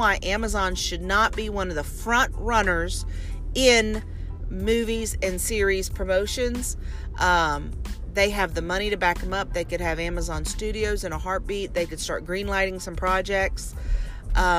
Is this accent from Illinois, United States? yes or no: no; Louisiana, United States; now in Texas, United States; Louisiana, my home state. And then the place where I live now in Texas